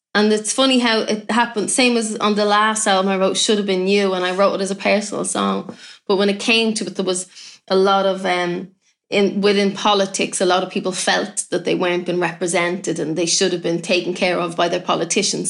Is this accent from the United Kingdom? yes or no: no; Ireland; I'm, I'm Irish